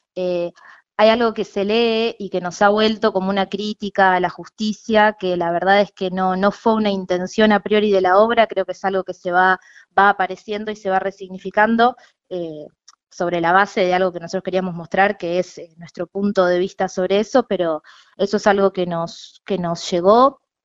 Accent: Necochea, Buenos Aires Province, Argentina; moved away as an adult; now in La Plata, Argentina; yo soy de Necochea, me vine a estudiar

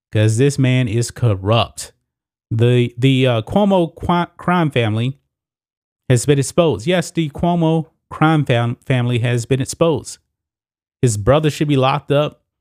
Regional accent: Texas, United States; my home state, the great state of Texas

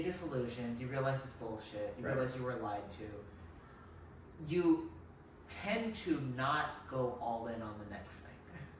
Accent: Alcatraz Avenue, Berkeley/Oakland near Ashby BART, California, United States; That's my hood, man. Yeah. That's where I grew up.

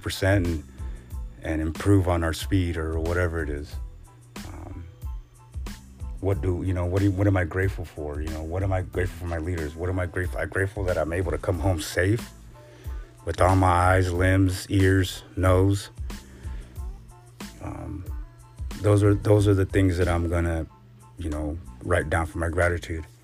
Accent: West Coast, United States; I'm from the West Coast

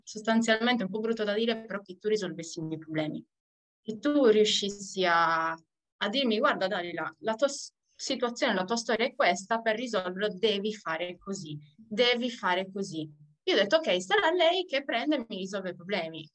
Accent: Sardinia, Italy; moved away; sono nata in Sardegna, ritornata in Sardegna dopo parecchi viaggi fuori per via della mia famiglia

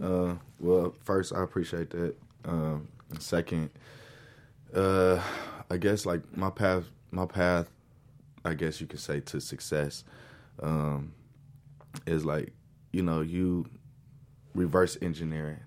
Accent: Lancaster, California, United States; also born or lived in Los Angeles, California; I was born in Los Angeles and raised in Lancaster.

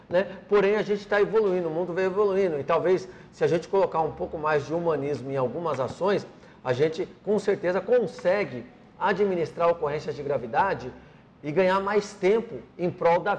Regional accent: Paraíba, Brazil; Um abraço a todos os meus conterrâneos baianos, que eu sou lá da Paraíba, né?

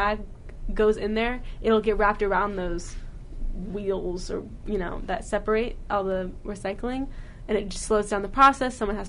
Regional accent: United States; as an American

